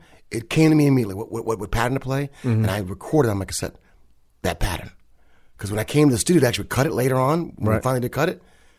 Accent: Kalamazoo, Michigan, United States; I'm from Kalamazoo, Michigan.

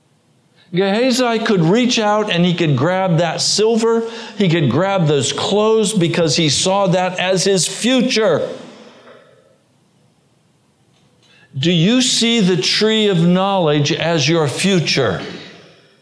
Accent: United States; as an American. I'm an American

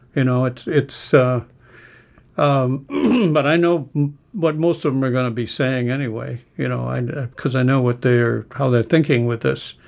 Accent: New England, United States; I grew up in New England

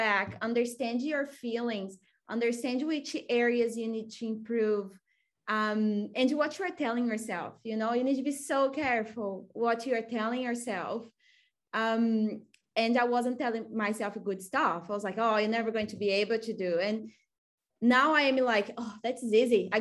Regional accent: Brazil; English is a second language; moved away as an adult; now in Australia; I'm from Brazil, and in Brazil you are learning that you need to go to the best university

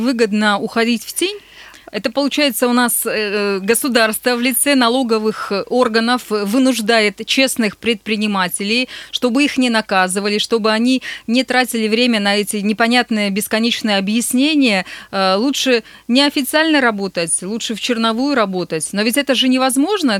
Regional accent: Nizhny Tagil, Sverdlovsk Oblast, Russia; привет моему родному городу

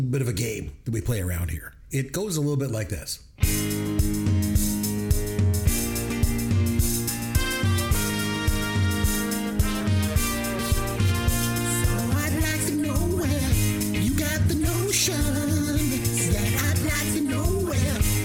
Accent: Canada; I'm Canadian

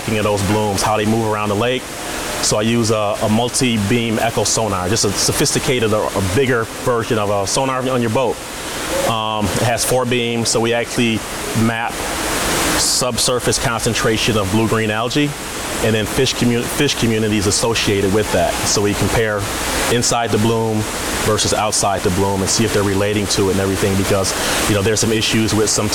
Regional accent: Jackson, Michigan, United States; now in Dearborn, United States; I am from Jackson, Michigan originally. Now I'm in Dearborn, Michigan, which is just outside of Detroit.

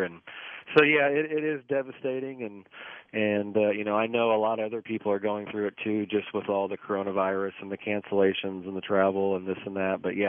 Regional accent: United States; as an American

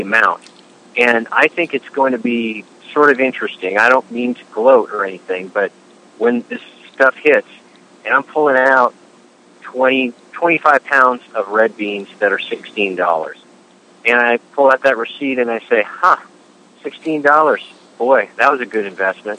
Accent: Washington, United States; Washington State, my home state

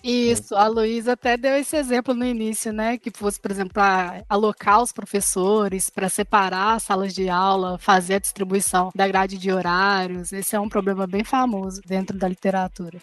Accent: Belo Horizonte, Minas Gerais, Brazil; Eu sou aqui de Belo Horizonte, né? De Minas Gerais

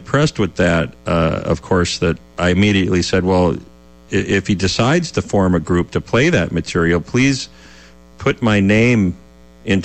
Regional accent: St. Louis Park, Minnesota, United States; I grew up in St. Louis Park, actually, which is the one of the early inner ring suburbs of the Twin Cities on the western side of Minneapolis.

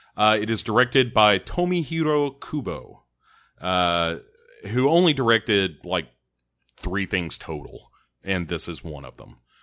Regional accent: United States; I am American

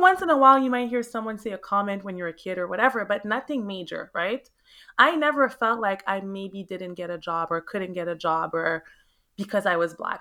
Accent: Montreal, Quebec, Canada; moved away as an adult; now in Florida, United States; born and raised in Montreal, Canada.

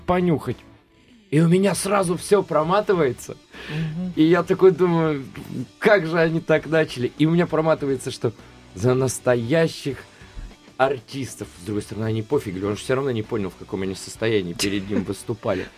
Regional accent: Voronezh, Voronezh Oblast, Russia; если брать черноземный край, вот я из Воронежа

